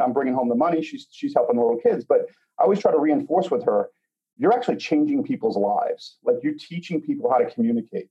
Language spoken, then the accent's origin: English; Boston, Massachusetts, United States; now in Chicago, United States; we now live outside of Chicago. We're originally from Boston.